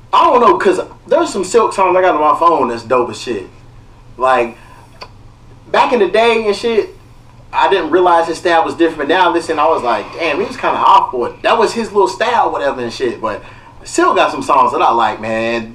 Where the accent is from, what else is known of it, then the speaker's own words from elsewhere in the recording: Kentucky, United States; now in Los Angeles, United States; I'm from Kentucky. I didn't know I had peoples out here.